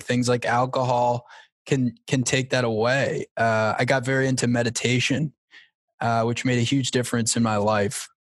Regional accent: Long Island, New York, United States; I grew up on Long Island

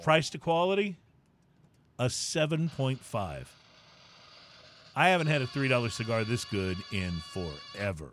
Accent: San Antonio, Texas, United States; I grew up near San Antonio

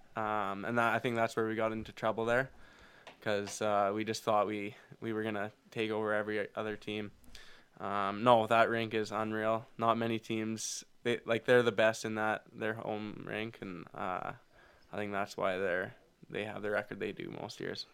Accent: Foam Lake, Saskatchewan, Canada; we grew up in Foam Lake

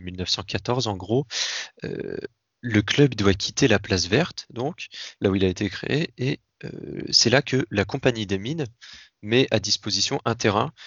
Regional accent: Tours, Centre-Val de Loire, France; je suis de Tours à la base, Touraine

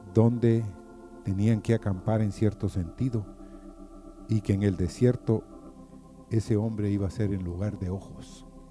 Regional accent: Guatemala; moved away; En mi país, o allá en Guatemala, porque este es mi país

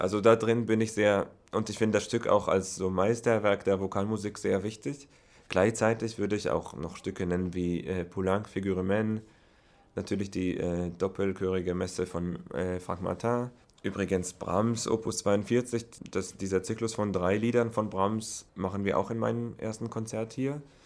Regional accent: Herzliya, Tel Aviv District, Israel; German is a second language; moved away as an adult; also born or lived in Berlin, Germany / Oslo, Norway; Also natürlich meine Heimat Israel, äh, Herzliya, aus der Stadt komme ich, das ist in der Nähe von Tel Aviv. Da habe ich auch studiert bis hin, da habe ich meine ganze Kindheit

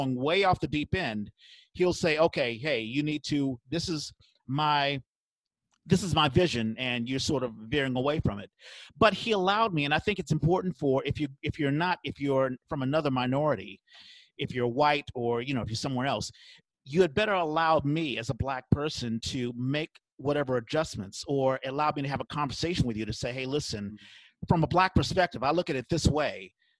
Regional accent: South Africa; of course, being a South African, I mean, I was sort of out of my element

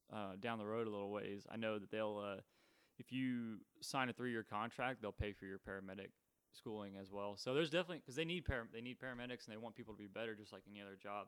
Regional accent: Texas, United States; I'm from Texas

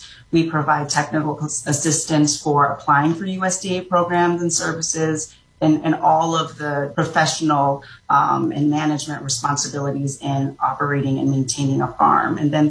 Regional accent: Jamaica; I'm originally from Jamaica. My grandfather and my great-grandfather were both immigrants from China to Jamaica.

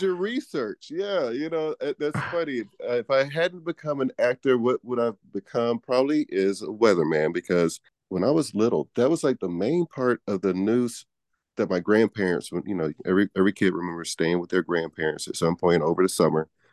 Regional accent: Houston, Texas, United States; moved away; also born or lived in Manhattan, New York / Laguna, Los Angeles; I am from Houston, Texas. I've lived in Manhattan, New York. I've lived in Laguna, L A, but, uh, Houston is home

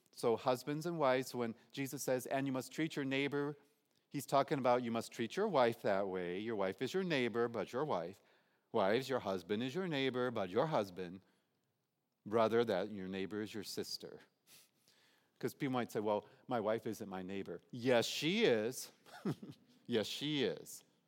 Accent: Detroit, Michigan, United States; I'm from Detroit

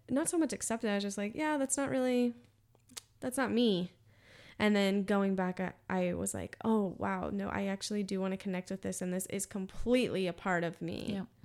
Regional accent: Austin, Texas, United States; I'm from Austin

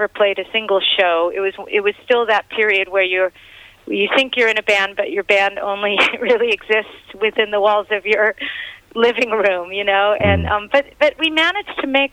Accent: Los Angeles, California, United States; my neighborhood growing up in Los Angeles

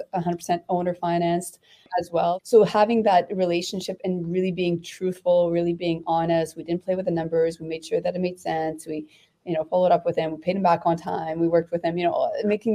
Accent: Canada; as a Canadian

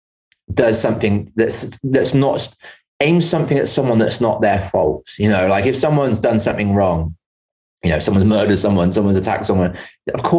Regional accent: England, United Kingdom; also born or lived in Bristol; now in Northern Ireland, United Kingdom; When I go back to England, as much as I'm English

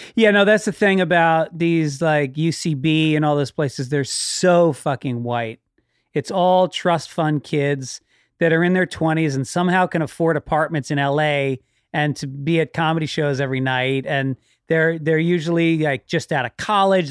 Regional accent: Tarrytown, New York, United States; I grew up in Tarrytown

